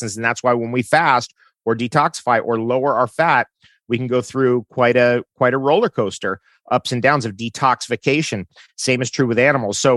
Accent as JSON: {"language": "English", "town": "San Diego", "region": "California", "country": "United States", "tie": "born or raised there", "said": "growing up in San Diego"}